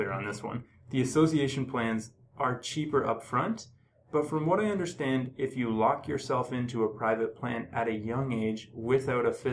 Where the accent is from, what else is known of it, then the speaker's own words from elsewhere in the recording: Ontario, Canada; moved away as an adult; also born or lived in Hamilton / Toronto; now in British Columbia, Canada; I'm from Ontario.